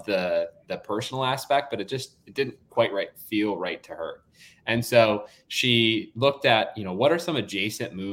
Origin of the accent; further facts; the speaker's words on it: Wisconsin, United States; moved away as an adult; now in San Francisco, United States; I grew up in Wisconsin as a kid